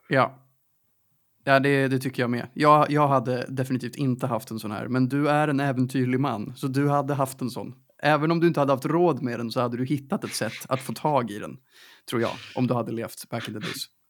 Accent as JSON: {"language": "Swedish", "town": "Stockholm", "region": "Stockholm County", "country": "Sweden", "tie": "born or raised there", "said": "jag är uppvuxen i Stockholms innerstad"}